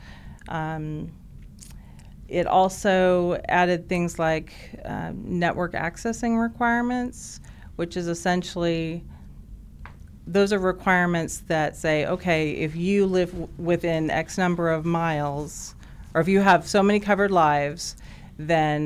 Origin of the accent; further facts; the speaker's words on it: Alaska, United States; moved away as an adult; now in Oklahoma, United States; I grew up in Alaska. Moved there when I was four. Lived there for 21 years